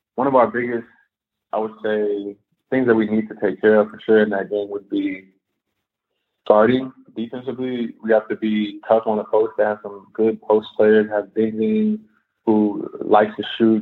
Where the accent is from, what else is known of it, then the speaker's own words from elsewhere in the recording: Houston, Texas, United States; moved away as an adult; now in Russia; I'm from Houston